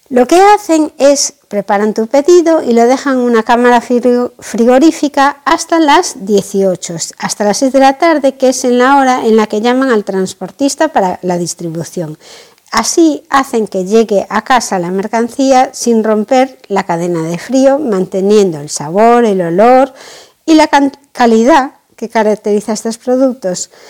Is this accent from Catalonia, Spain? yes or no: no; A Coruña, Galicia, Spain; La Ría de Arosa está en Pontevedra, justamente en el límite con La Coruña. Yo soy de La Coruña, así que realmente no los conocía de nada.